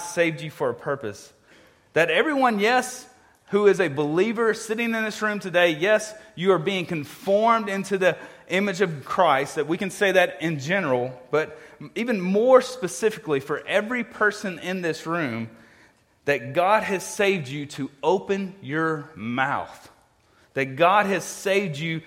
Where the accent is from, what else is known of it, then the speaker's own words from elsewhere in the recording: Mississippi, United States; now in New Orleans, United States; I grew up in Mississippi and grew up around a lot of racism